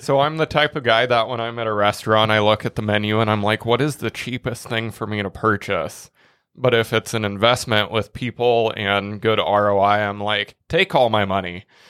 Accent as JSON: {"language": "English", "region": "Nebraska", "country": "United States", "said": "we're from Nebraska"}